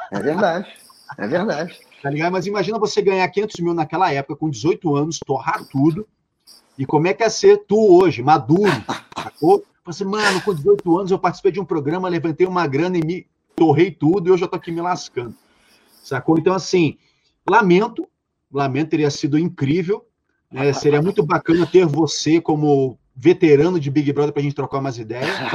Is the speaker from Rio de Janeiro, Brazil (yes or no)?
yes; Rio de Janeiro, Brazil; no Rio de Janeiro, né, eu sou carioca, enfim, no Rio de Janeiro foram abertas duas mil vagas. Eu fui o único carioca da minha edição